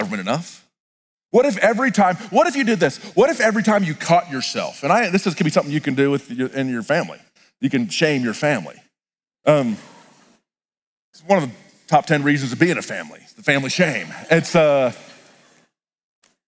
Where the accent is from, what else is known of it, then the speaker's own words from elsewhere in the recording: United States; As American Christians